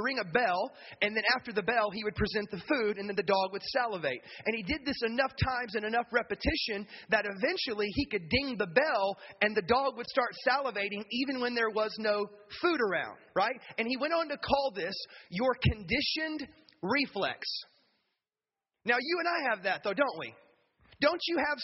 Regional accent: the South, United States; moved away; also born or lived in the North; I grew up in the South

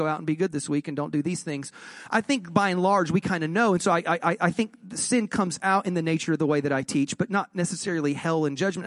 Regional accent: Southeast, United States; I am from the Southeast, and so there were not a lot of Catholics where I grew

